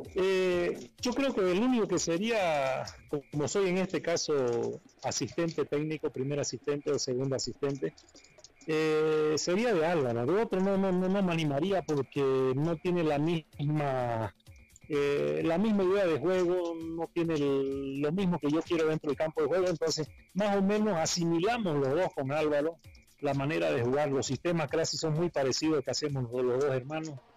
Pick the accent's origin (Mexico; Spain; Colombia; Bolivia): Bolivia; porque somos bolivianos